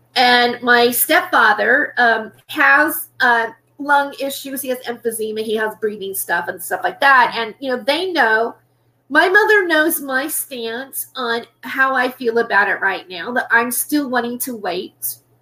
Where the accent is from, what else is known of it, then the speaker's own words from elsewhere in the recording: United States; I am an American